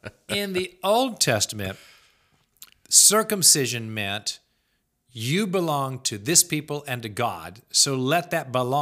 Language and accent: English; the South, United States; moved away; I am from the South. I've still got relatives in the South.